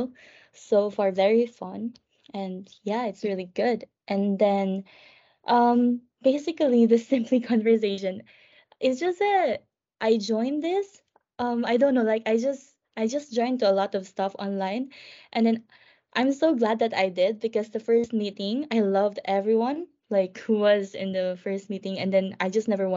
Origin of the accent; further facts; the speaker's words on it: Philippines; moved away as an adult; now in London, United Kingdom; I'm from the Philippines, so I am an international student